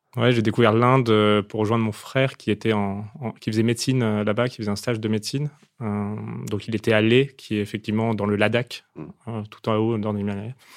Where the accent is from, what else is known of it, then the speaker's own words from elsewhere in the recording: Opal Coast, Hauts-de-France, France; je viens de la Côte d'Opale